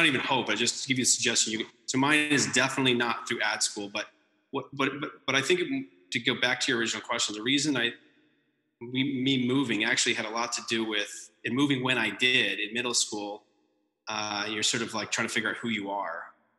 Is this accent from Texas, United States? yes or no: yes; Texas, United States; also born or lived in East Coast / Massachusetts; I was born on the East Coast, then went to Texas for a long time, and then moved, moved back to just outside Boston.